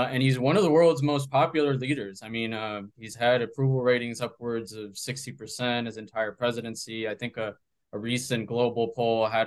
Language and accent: English; Bogotá, Colombia; born there; So, yeah, I was born in Bogota.